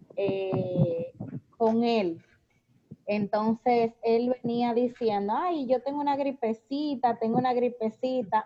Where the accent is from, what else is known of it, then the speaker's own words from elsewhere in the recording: Puerto Plata, Dominican Republic; soy desde Puerto Plata